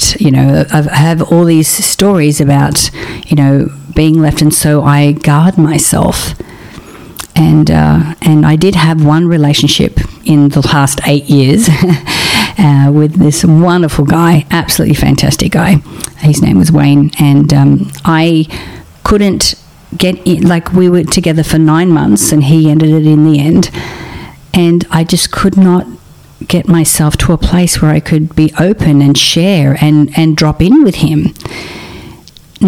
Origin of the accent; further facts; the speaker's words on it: Australia; now in Los Angeles, United States; I'm an Australian